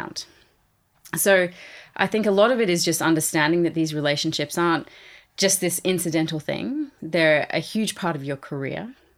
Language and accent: English; Australia; moved away; I am Australian